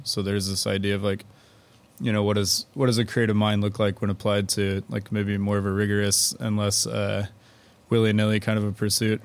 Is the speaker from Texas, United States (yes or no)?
yes; Houston, Texas, United States; I'm from Houston and then I went away for school and came back